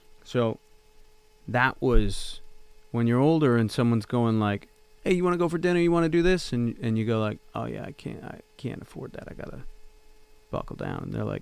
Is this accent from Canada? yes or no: yes; Canada; So as a Canadian, you know, when you go over to the States, and I guess I was a stubborn kid. I just wasn't going to go home.